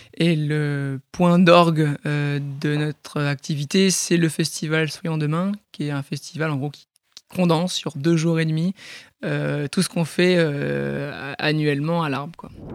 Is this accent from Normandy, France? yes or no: yes; Port-en-Bessin, Normandy, France; also born or lived in Bayeux; je suis un pur produit du Bessin, donc c'est une petite région dans la Normandie. Euh, je suis né à Bayeux, j'ai grandi à Port-en-Bessin